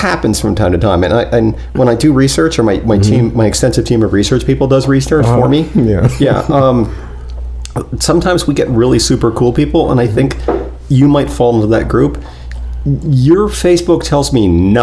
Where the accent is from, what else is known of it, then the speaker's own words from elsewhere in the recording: New Jersey, United States; New Jersey's my birthplace